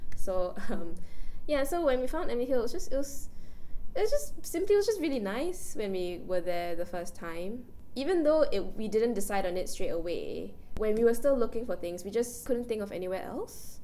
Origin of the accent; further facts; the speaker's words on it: Singapore; we are all Singaporean